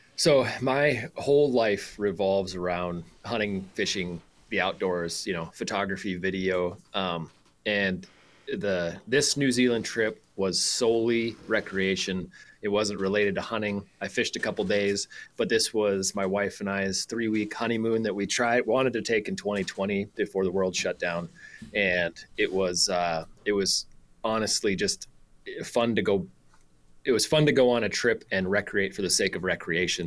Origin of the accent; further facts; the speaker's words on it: South Dakota, United States; moved away as an adult; I grew up in South Dakota